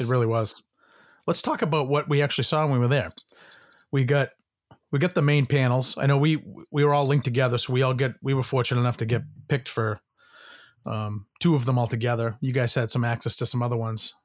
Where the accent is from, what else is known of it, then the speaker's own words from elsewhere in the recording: Boston, Massachusetts, United States; I'm from Boston